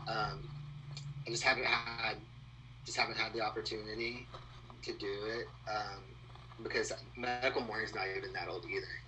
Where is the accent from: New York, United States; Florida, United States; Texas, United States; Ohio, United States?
Texas, United States; moved away as an adult; now in Austin, United States; I grew up in like the swamp of Texas. Okay. So if you like look at the Texas Louisiana border and go as south as possible, that's where I'm from.